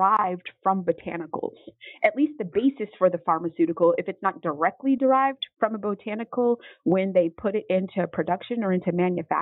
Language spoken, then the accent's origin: English; Mississippi, United States; I was born in Mississippi